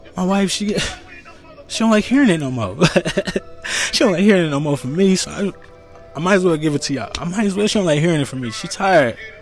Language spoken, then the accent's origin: English; United States; I'm an American. born here. Family born here. Not in this state, but America.